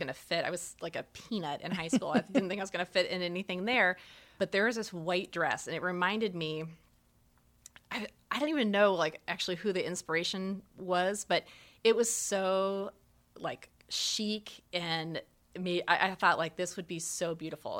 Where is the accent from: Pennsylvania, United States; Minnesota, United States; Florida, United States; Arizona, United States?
Arizona, United States; moved away; growing up in Arizona